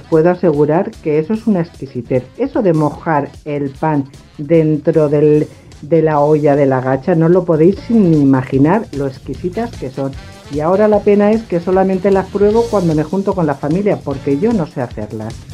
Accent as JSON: {"language": "Spanish", "town": "Cuenca", "region": "Castilla-La Mancha", "country": "Spain", "moved": "yes", "lives_now": "Alicante, Spain", "said": "yo soy manchega, soy de Cuenca"}